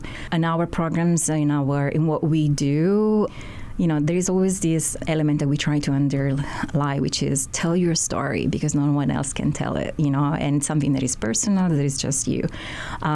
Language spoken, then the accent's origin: English; Sicily, Italy; also born or lived in Baltimore; now in Honolulu, United States; I'm originally from Sicily, from Italy.